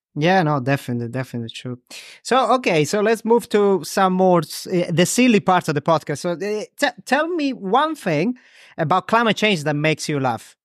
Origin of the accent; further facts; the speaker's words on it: Crotone, Calabria, Italy; now in Ramsgate, United Kingdom; Crotone, my hometown, which is very close to Greece. Right, um, south of Italy